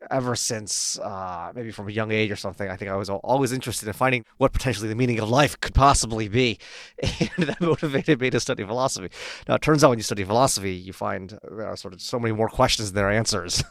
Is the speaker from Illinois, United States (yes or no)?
no; Palo Alto, California, United States; moved away as an adult; also born or lived in Oxford; I actually grew up in Palo Alto